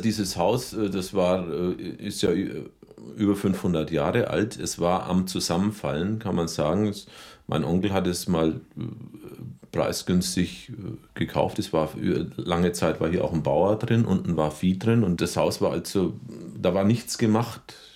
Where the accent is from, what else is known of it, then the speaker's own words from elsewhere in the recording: Rothenburg ob der Tauber, Bavaria, Germany; moved away; also born or lived in Berlin / Munich; ich bin gebürtiger Rodenburger und richtig zurückgekehrt bin ich 1986